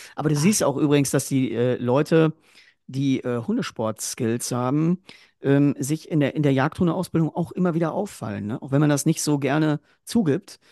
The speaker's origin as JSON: {"language": "German", "area": "Ruhr area", "region": "North Rhine-Westphalia", "country": "Germany", "said": "bei uns im Ruhrgebiet"}